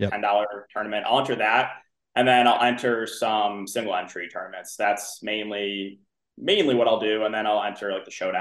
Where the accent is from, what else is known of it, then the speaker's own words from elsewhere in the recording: Bloomfield Hills, Michigan, United States; moved away as an adult; now in Chicago, United States; I'm originally from Michigan. That's where I grew up